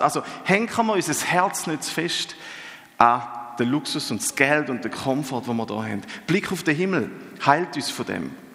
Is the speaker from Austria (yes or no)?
no; Eastern Switzerland, Switzerland; Ich bin ja gebürtiger Ostschweizer